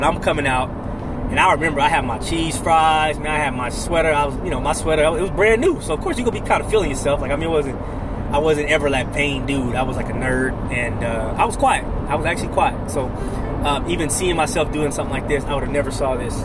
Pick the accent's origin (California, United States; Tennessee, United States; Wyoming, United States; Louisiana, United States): California, United States; Oakland; I'm from Oakland, California